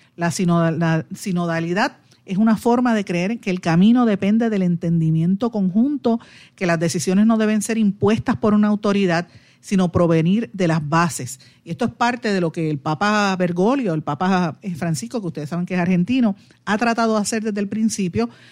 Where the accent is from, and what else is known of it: Puerto Rico